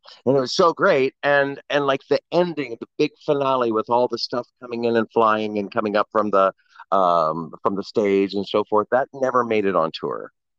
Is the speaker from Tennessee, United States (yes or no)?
no; Blacksburg, Virginia, United States; Blacksburg, Virginia.